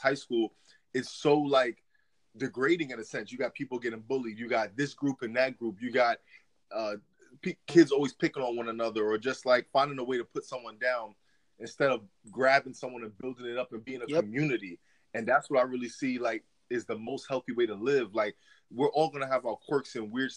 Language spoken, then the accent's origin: English; New York City, New York, United States; also born or lived in East Stroudsburg, Pennsylvania; now in Florida, United States; originally I'm from New York. I was born in I was born in Manhattan, but lived in the Bronx, New York, and then lived in Pennsylvania for a while in the Poconos area